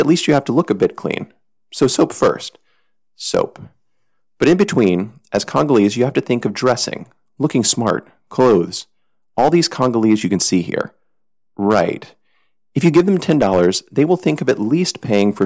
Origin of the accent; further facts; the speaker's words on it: United States; I'm an American